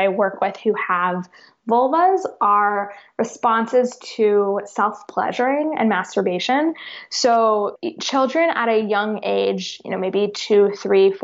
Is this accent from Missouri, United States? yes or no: no; Chicago, Illinois, United States; moved away; also born or lived in the South; I grew up in Chicago